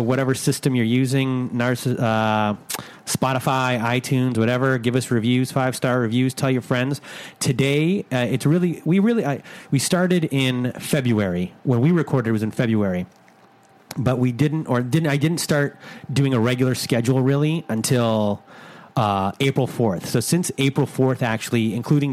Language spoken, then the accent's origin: English; Canada; I'm from Canada.